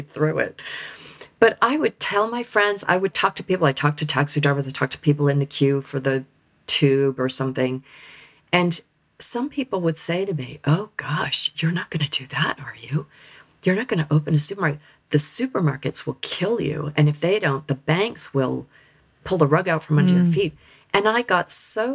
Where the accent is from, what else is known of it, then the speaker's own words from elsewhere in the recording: United States; moved away as an adult; now in United Kingdom; I am American